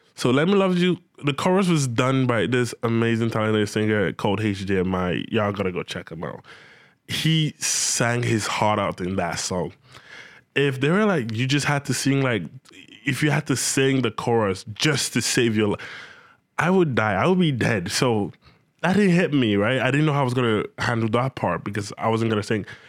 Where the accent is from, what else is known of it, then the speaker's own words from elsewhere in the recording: Nigeria; moved away as an adult; also born or lived in Benin City, Nigeria; now in Ontario, Canada; I was still back in Nigeria, my home country